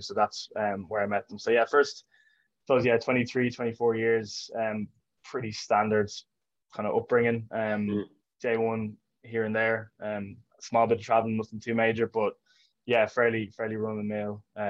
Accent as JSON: {"language": "English", "town": "Portmarnock", "region": "Leinster", "country": "Ireland", "tie": "born or raised there", "said": "grew up in Portmarnock, in North County Dublin."}